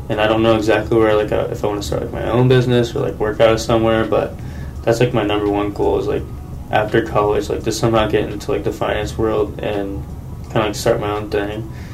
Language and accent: English; Taylorville, Illinois, United States; born or raised there